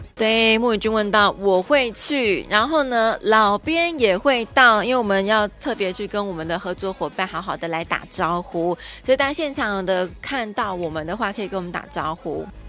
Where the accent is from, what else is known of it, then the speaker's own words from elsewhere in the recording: Taiwan; 所以我们台湾人自己要加油一下哈